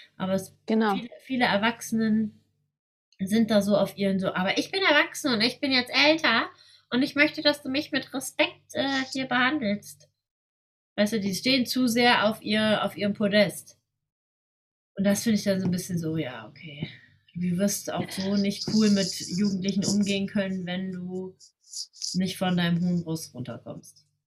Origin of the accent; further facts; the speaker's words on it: Germany; bin ich in Deutschland geboren und ähm, bin mit der deutschen Kultur groß geworden